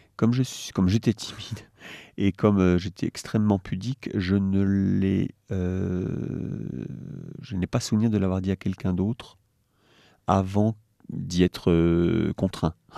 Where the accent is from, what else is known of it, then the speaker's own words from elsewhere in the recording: Le Mans, Pays de la Loire, France; also born or lived in Paris; j'ai grandi en Sarthe quand même, pour l'essentiel